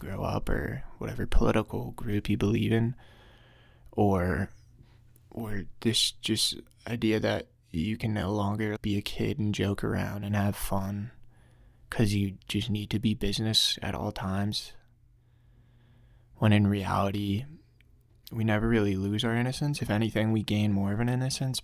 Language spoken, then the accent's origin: English; Glen Rock, New Jersey, United States; I grew up in Glen Rock, New Jersey, one of the safest neighborhoods in probably in the entire country.